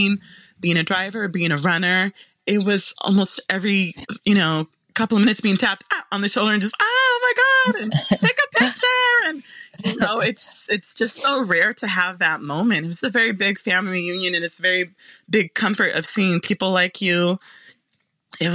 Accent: Memphis, Tennessee, United States; I was born in Memphis, Tennessee

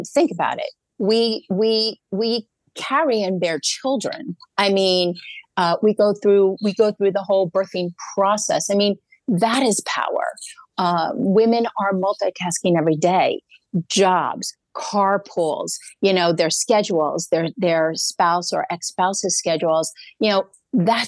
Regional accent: New York, United States; I'm a New Yorker

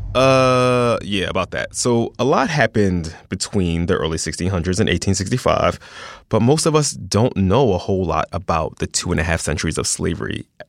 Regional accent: Philadelphia, Pennsylvania, United States; I went to an all-black elementary school. All of my teachers were black. I'm from South Philadelphia

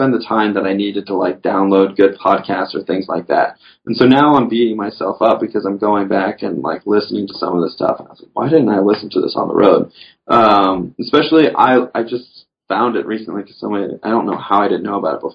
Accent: the South, United States; I grew up in the South fishing, you know, with worms for bass and panfish

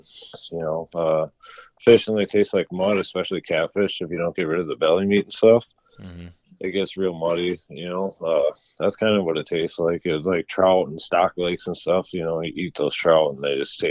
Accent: Lake Minnewaska, Minnesota, United States; where I grew up in Minnewaska

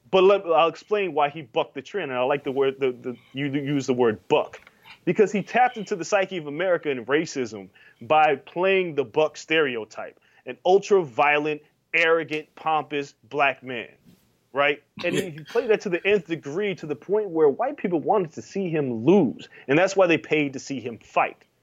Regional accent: Tuscaloosa, Alabama, United States; I started boxing late, I'm from Tuscaloosa, Alabama.

